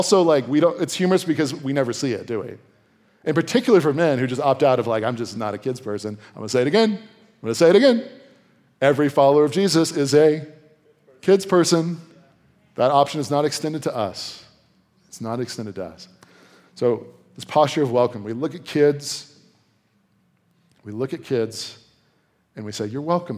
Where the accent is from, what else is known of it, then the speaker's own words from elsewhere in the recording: Virginia, United States; moved away; I'm from Virginia, so sometimes we use the second person plural, y'all